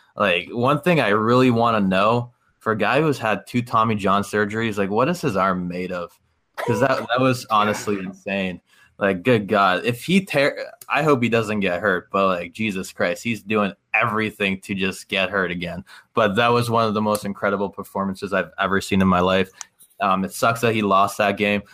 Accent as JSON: {"language": "English", "country": "Canada", "said": "I'm I'm Canadian."}